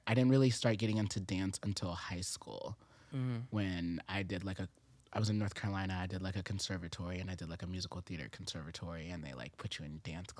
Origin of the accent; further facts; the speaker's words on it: Japan; born there; I was born in Japan.